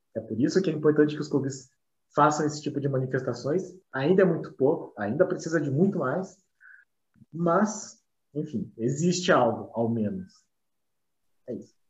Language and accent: Portuguese; Curitiba, Paraná, Brazil; nós somos do, de Curitiba